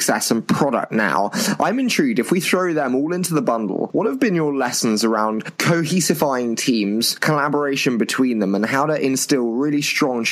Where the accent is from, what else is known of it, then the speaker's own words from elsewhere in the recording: United Kingdom; accent: British; my dulcet British accent